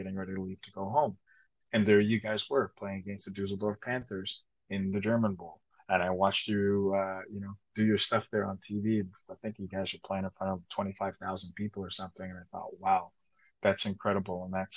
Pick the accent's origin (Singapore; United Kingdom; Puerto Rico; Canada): Canada; Toronto, Ontario; accent: Jamaican patois; moved away; grew up in Canada, grew up in Toronto